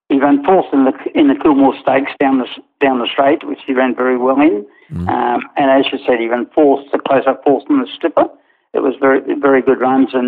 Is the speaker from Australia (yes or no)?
yes; Newcastle, New South Wales, Australia; born there; Yeah, I was born in Newcastle, and my grandfather was a, a trainer.